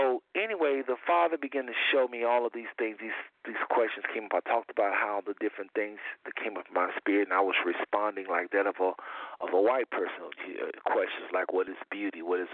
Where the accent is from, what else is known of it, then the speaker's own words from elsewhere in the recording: Jamaica; I'm from Jamaica, though, from the Caribbean.